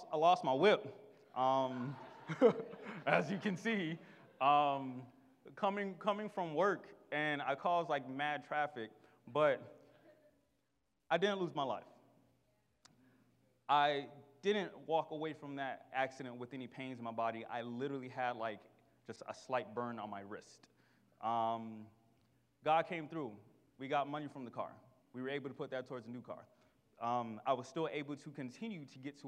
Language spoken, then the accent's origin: English; Miami, Florida, United States; I am from Miami. And if you know anything about Miami, we aren't nice to each other